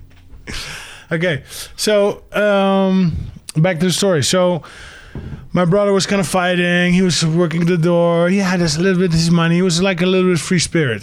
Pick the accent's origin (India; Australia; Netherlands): Netherlands; also born or lived in England; Then parents divorced when I was five. So I actually grew up in England. But then when five, we moved back to the Netherlands